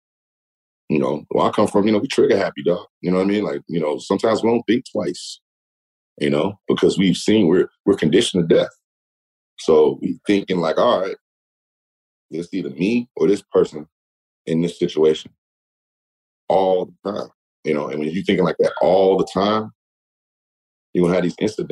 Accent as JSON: {"language": "English", "town": "Gary", "region": "Indiana", "country": "United States", "said": "I'm from Gary"}